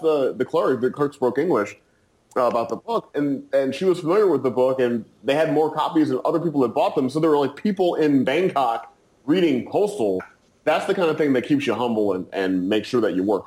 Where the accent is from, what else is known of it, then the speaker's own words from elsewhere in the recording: St. Louis, Missouri, United States; I'm from St. Louis